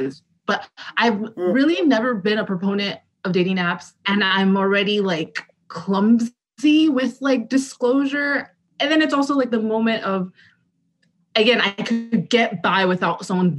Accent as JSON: {"language": "English", "country": "Nigeria", "said": "as a Nigerian"}